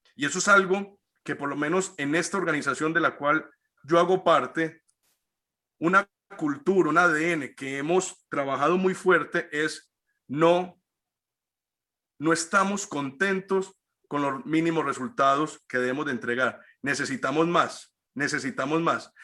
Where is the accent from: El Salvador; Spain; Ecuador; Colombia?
Colombia; todos los que somos colombianos